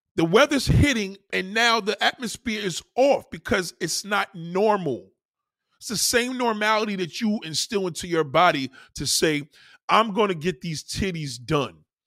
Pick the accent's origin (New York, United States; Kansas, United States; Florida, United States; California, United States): New York, United States; as a New Yorker, I'm, I, I'm so much in pride of my, my, my state and my city